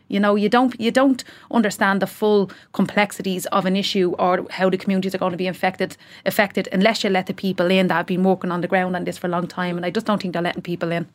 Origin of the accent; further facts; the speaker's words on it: Dublin, Leinster, Ireland; also born or lived in Tallaght; we came from Ballymun, so we, I was in Ballymun Flats